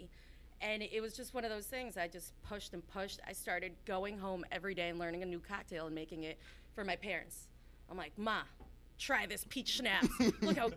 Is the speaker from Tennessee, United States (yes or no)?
no; Berlin, Connecticut, United States; also born or lived in Bogota, Colombia; now in Hartford, United States; I was born in Bogota, Colombia, and I essentially moved here when I was about 6 years old, lived in Berlin, Connecticut, raised there